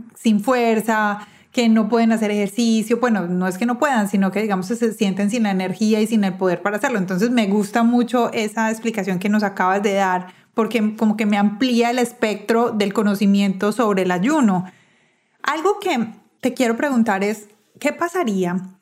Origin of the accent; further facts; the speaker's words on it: Medellín, Antioquia, Colombia; now in United States; yo soy de Medellín, pero vivo en los Estados Unidos